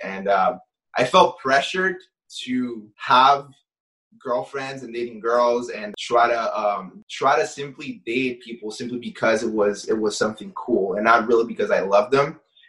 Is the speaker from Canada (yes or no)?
yes; Canada; You're growing up in Canada, and like obviously she wanted me to pick up certain things from the culture.